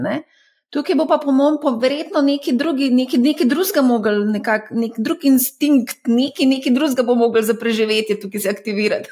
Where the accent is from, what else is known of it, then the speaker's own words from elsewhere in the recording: Slovenia; Slovenci smo